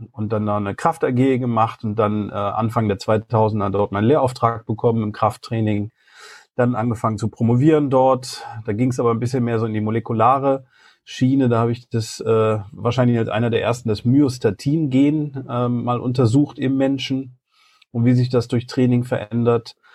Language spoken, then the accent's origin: German; Solingen, North Rhine-Westphalia, Germany; in ein Fitnessstudio in Solingen, in meinem Heimat, äh, in meiner Heimatstadt, eingelatscht